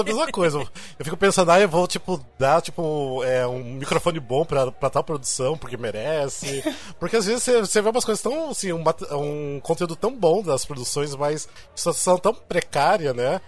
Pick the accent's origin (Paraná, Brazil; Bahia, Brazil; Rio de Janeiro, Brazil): Paraná, Brazil; interior of; moved away as an adult; now in São Paulo, Brazil; eu também não sou do, de São Paulo, sou do interior do, do Paraná, mas eu moro aqui sete anos